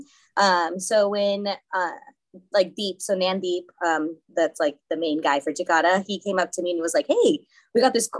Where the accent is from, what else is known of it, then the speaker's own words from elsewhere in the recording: Fresno County, California, United States; I am from Fresno County area